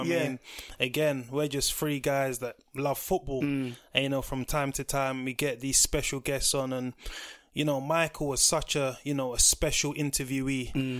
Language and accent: English; London, United Kingdom; We're from South London.